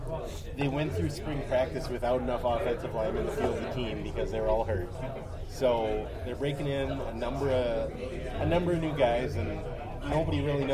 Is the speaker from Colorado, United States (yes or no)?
no; Minnesota, United States; We're white guys from Minnesota.